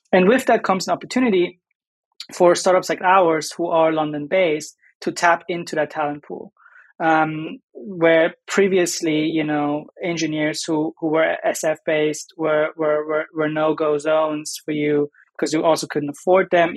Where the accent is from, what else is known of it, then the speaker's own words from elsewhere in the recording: Germany; moved away; also born or lived in United States; I'm German, I'm from Germany